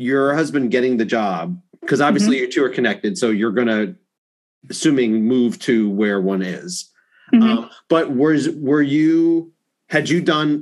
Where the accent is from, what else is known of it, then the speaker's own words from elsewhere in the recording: Long Island, New York, United States; moved away; I grew up on Long Island, New York